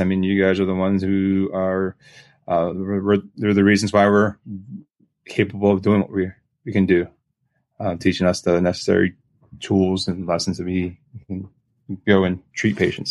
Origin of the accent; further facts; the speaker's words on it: Lancaster, Pennsylvania, United States; moved away as an adult; also born or lived in Pittsburgh, Pennsylvania / Fort Lauderdale, Florida; now in Virginia Beach, United States; I, I am a Pennsylvania guy, so I grew up in Lancaster, Pennsylvania.